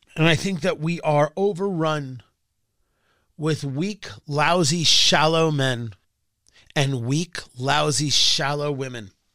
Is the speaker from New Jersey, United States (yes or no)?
yes; New Jersey, United States; Growing up in New Jersey